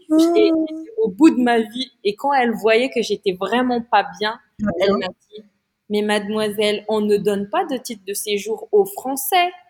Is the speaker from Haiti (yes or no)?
no; France; j'étais, je suis française